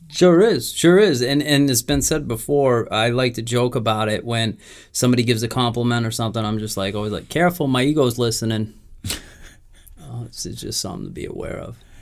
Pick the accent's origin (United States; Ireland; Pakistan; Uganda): United States; New England; We're from New England